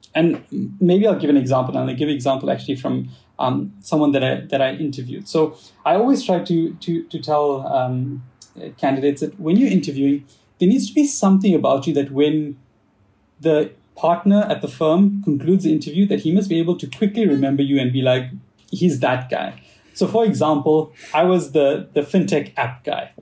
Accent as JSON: {"language": "English", "country": "South Africa", "tie": "born or raised there", "accent": "South African", "moved": "yes", "said": "I'm actually uh, 100% uh, born and bred in South Africa. Uh, so I have a little bit of that, or I guess I have a lot of that South African accent"}